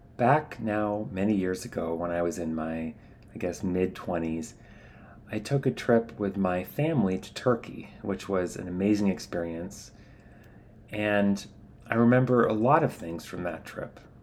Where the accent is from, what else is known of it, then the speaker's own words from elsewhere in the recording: United States; as an American, I grew up learning to value physical distance between men